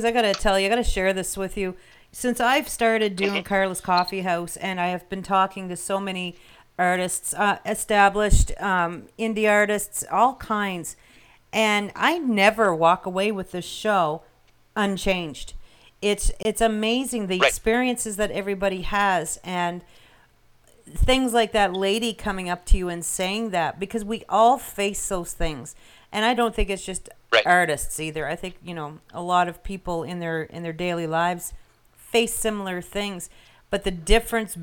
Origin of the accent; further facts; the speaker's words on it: Canada; I'm from Canada.